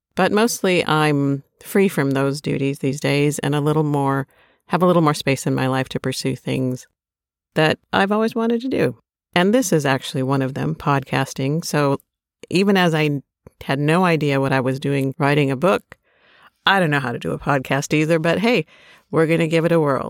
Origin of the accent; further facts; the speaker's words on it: Minnesota, United States; growing up in Minnesota